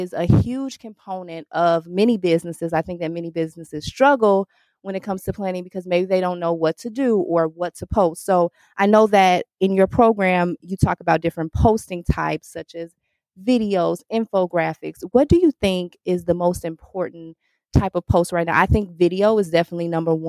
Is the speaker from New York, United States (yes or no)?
no; Chicago, Illinois, United States; I'm from Chicago